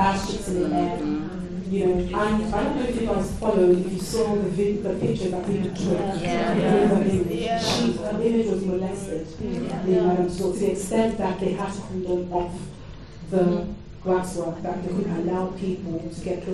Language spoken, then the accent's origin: English; London, United Kingdom; accent: London; my London accent